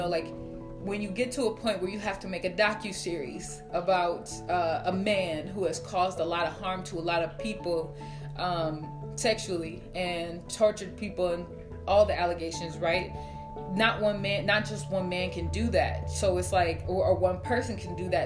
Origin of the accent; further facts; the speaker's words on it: Minnesota, United States; My family's from Chicago, Illinois, and just having conversations with them, like, I was raised here in Minnesota